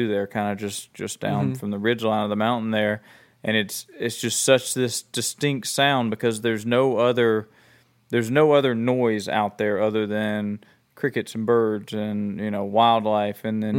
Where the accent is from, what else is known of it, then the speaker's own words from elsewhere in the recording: Alabama, United States; moved away; Where I was born in Alabama was really close to a train track, and it seems like everywhere I've lived has been close enough where the trains come through at night